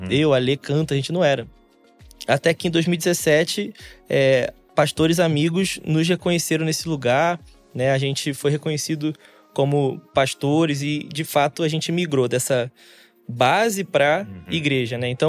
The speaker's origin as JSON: {"language": "Portuguese", "region": "Rio de Janeiro", "country": "Brazil", "said": "Eu sou carioca, uhum."}